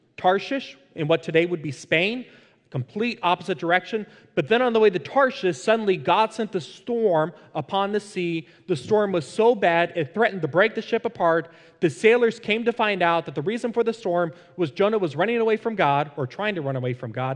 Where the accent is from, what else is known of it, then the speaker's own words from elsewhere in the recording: Fort Lauderdale, Florida, United States; the church that I was a part of growing up in Fort Lauderdale